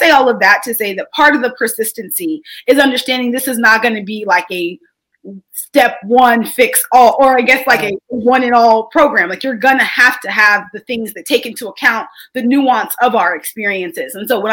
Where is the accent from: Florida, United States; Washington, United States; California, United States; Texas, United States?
Texas, United States; as a Texan